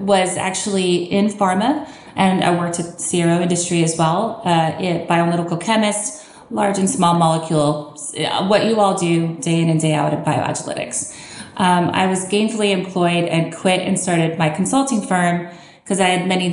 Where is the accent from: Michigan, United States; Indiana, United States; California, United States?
California, United States; Southern; moved away as an adult; also born or lived in Lawrence, Kansas / Philadelphia; now in Kansas, United States; I'm actually originally from Southern California.